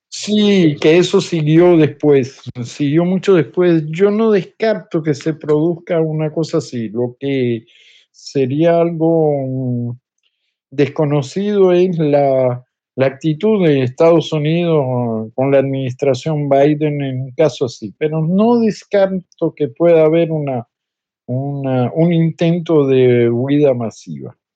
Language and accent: Spanish; Cuba; now in Paris, France; mi país natal, en Cuba